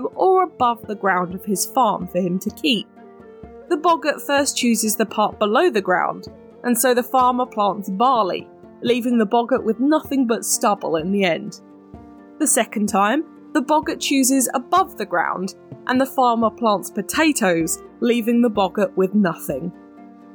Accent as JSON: {"language": "English", "country": "United Kingdom"}